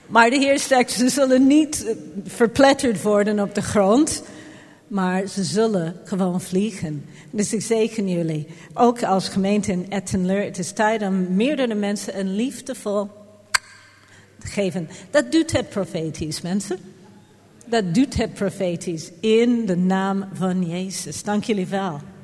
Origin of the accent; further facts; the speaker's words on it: Jamaica; now in Netherlands; Ik ben op Jamaica geboren